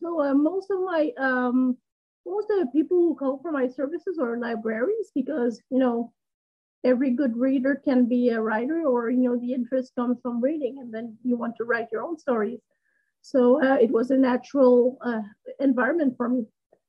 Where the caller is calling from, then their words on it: Waterloo, Quebec, Canada; English is a second language; Waterloo, Quebec, because there's another Waterloo aside from Ontario in Canada.